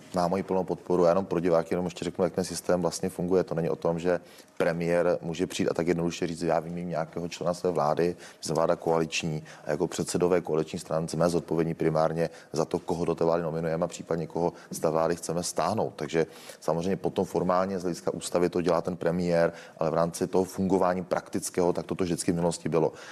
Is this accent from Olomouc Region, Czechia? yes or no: yes; Kokory, Olomouc Region, Czechia; u nás v Roketnici nebo v Kokorách řeší obec, ze které pocházím